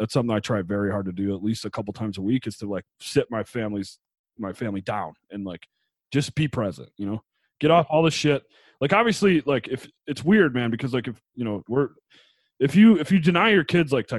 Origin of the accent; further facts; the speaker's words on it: Buffalo, New York, United States; moved away; we're from New York. We're from Buffalo, New York